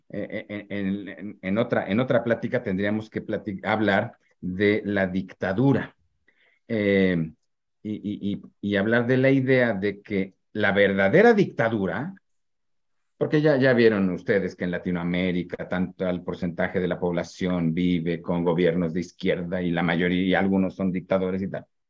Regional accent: Mexico; como los mexicanos

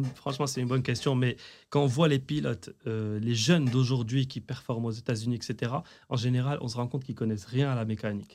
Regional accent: Rabat, Rabat-Salé-Kénitra, Morocco; je suis de Rabat, la forêt de Hilton à l'époque

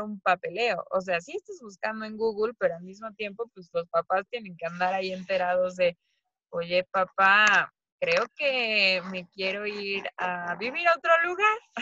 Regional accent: Mexico; moved away; nosotras somos mexicanas

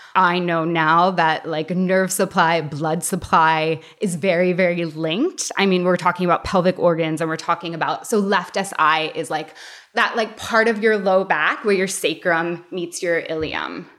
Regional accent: United States; now in Canada; Growing up in the States

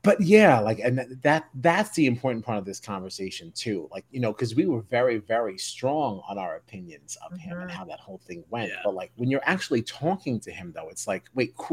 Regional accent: New York, United States; we're from New York.

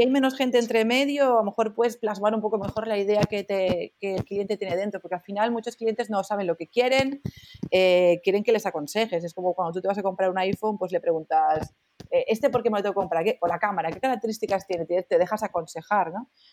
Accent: Barcelona, Catalonia, Spain; soy de Barcelona

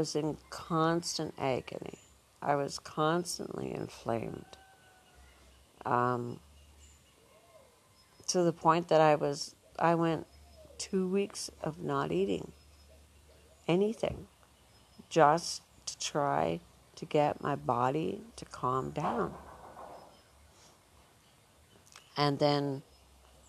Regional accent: Northern Ontario, Canada; moved away as an adult; we're two women from Ontario, Canada, Northern Ontario, where when we grew up

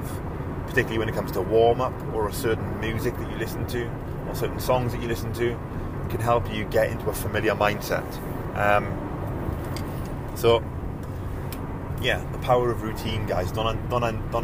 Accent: United Kingdom; I'm British

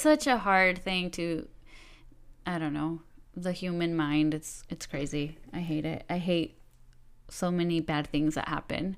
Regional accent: Los Angeles, California, United States; moved away; I'm from Southern California, like the San Fernando Valley.

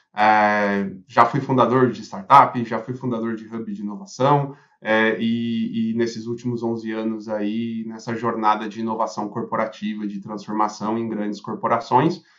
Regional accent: Brazil; como brasileiro

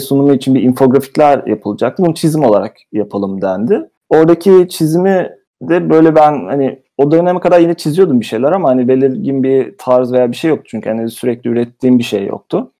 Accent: Istanbul, Turkey; moved away as an adult; also born or lived in England; now in United Kingdom; İstanbul'da doğdum büyüdüm. 30 sene orada yaşadım

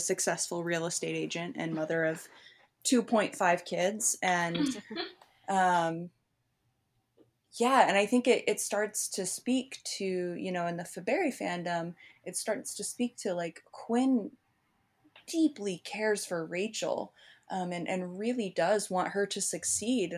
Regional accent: Midwest, United States; all of us are from the Midwest

